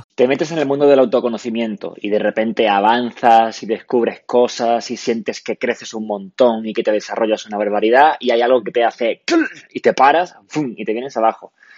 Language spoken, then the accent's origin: Spanish; Málaga, Andalusia, Spain; soy de Málaga